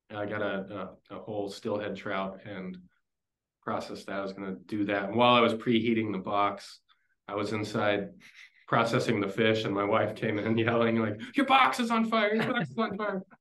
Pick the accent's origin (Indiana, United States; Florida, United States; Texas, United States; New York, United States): Texas, United States; moved away as an adult; also born or lived in San Antonio, Texas; now in Portland, United States; because I grew up in Texas